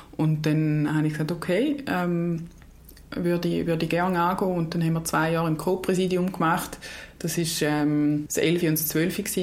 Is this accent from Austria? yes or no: no; Eastern Switzerland, Switzerland; also born or lived in Lausanne / Florence; ich bin in der Ostschweiz äh, aufgewachsen und dort auch beheimatet nach wie vor